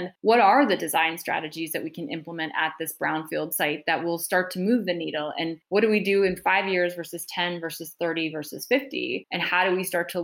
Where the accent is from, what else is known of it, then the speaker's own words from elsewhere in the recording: Montana, United States; I'm a fifth generation Montanan. I grew up in Montana